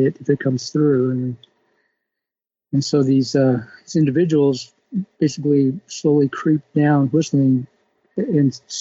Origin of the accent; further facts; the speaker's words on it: Texas, United States; moved away as an adult; also born or lived in Washington State; I'm from Texas originally